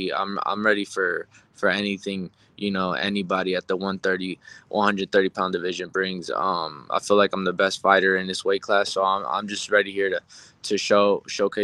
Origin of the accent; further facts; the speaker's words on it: Las Vegas, Nevada, United States; I was born and raised in Vegas